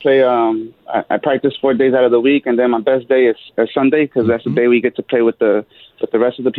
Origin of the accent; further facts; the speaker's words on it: Los Angeles, California, United States; I grew up in Los Angeles.